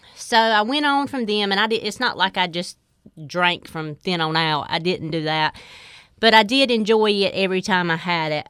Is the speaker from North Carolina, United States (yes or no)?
yes; Four Oaks, North Carolina, United States; I grew up in Four Oaks